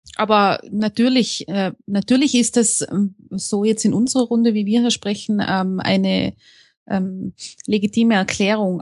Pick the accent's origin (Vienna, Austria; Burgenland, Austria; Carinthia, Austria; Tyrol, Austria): Tyrol, Austria; Innsbruck; Ich komme aus Innsbruck in Österreich